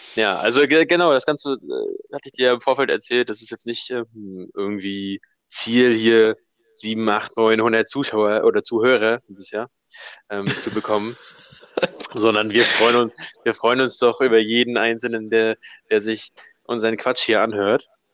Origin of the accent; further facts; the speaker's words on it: Hamburg, Germany; wir sind zwei Hamburger Jungs